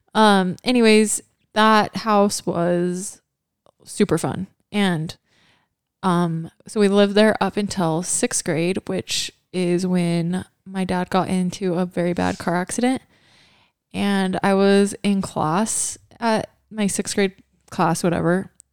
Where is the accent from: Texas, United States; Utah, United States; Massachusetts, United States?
Utah, United States; Kaysville; also born or lived in Hawaii; we grew up in the Kaysville house